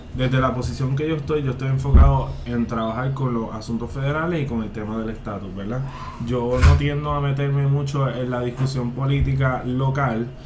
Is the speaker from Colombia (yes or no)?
no; Puerto Rico; tenemos la dicha de que nos criamos en el Puerto Rico